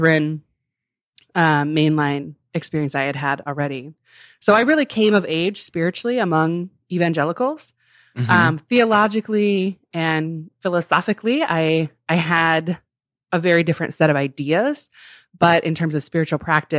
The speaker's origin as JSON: {"language": "English", "town": "Chicago", "region": "Illinois", "country": "United States", "tie": "born or raised there", "said": "I grew up in Chicago and then in the suburbs of Chicago"}